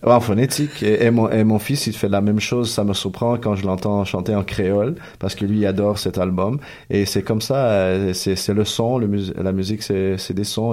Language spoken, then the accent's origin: French; Chile; moved away; je viens du Chili